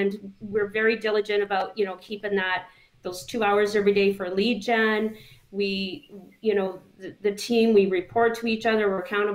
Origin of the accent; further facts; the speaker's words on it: Wiarton, Ontario, Canada; I grew up here. I was born and raised here, and so this is where my business is